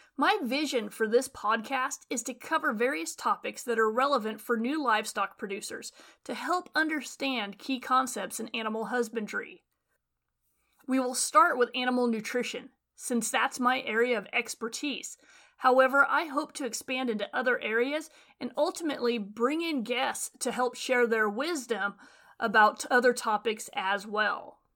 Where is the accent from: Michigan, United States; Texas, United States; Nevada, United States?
Nevada, United States; Western; moved away as an adult; now in California, United States; I grew up in Western Nevada in a diversified livestock and farming operation.